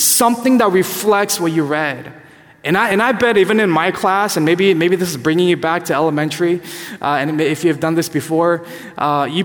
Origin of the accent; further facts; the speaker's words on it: California, United States; growing up in California